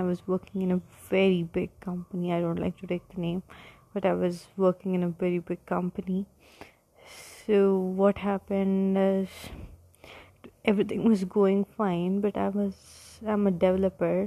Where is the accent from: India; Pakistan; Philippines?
India; I'm from India